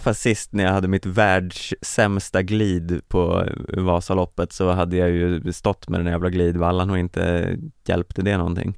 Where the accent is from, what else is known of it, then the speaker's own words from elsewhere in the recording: Sweden; som svensk